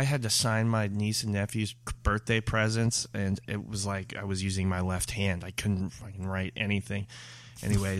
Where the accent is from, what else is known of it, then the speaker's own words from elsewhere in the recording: Philippines; moved away; I was born in the Philippines